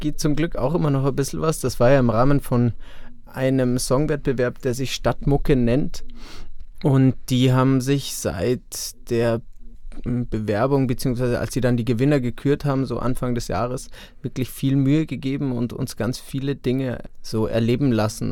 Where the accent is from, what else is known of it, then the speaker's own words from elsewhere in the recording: suburb of Augsburg, Bavaria, Germany; now in Munich, Germany; Ich bin hier geboren und wurde aber weggezogen von meinen Eltern, als ich acht war. Jetzt nicht besonders weit weg, aber in einen Vorort von Augsburg.